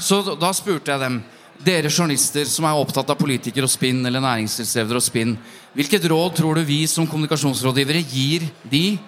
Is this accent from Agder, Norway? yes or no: no; Jevnaker, Innlandet, Norway; Nå er jeg fra Jevnaker, da, ikke fra Bærum